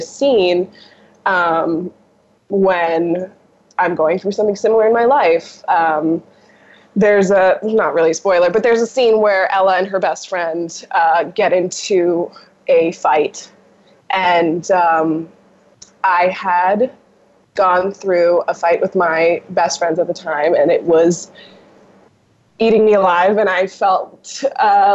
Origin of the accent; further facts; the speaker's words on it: United States; also born or lived in New York, United States / Los Angeles, United States; I grew up in New York and I grew up in LA.